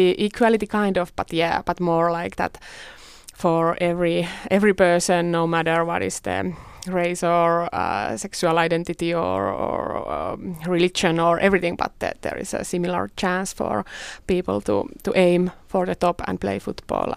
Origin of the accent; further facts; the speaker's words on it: Tampere, Pirkanmaa, Finland; moved away; I'm from Tampere, and, and that is obviously the best best place in whole Finland